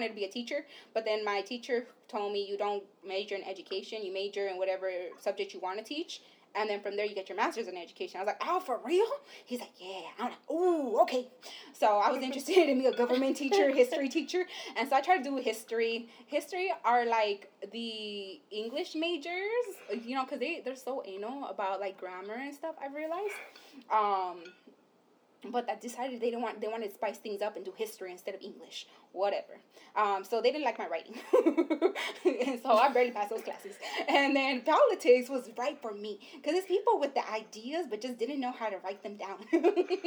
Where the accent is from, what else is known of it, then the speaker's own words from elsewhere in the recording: Los Angeles, California, United States; moved away as an adult; also born or lived in Santa Cruz; we're from East Los Angeles